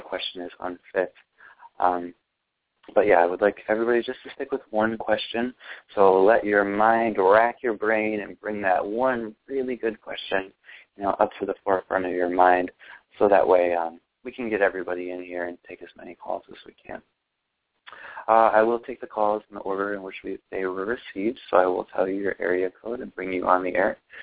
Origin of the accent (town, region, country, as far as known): Ohio, United States; born or raised there